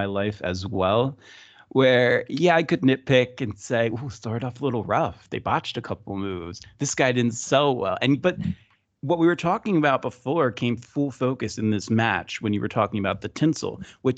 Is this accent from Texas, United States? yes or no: no; New Jersey, United States; I grew up in New Jersey and used to wrestle for Jersey All Pro Wrestling